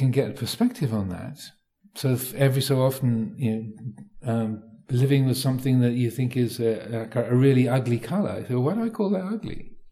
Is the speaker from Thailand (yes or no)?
yes; Thailand; So growing up in Thailand, you know, things being spicy, um, you know, having a, having chili